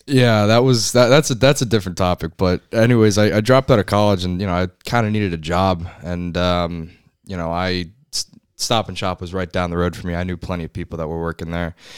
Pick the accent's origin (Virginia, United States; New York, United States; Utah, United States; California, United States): New York, United States; Northport; moved away as an adult; now in Newport, United States; I grew up in Northport, New York